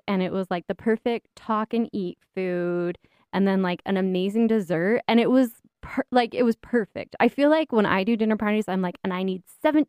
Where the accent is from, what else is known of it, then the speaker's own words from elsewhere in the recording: Utah, United States; It's confusing to me someone from Utah.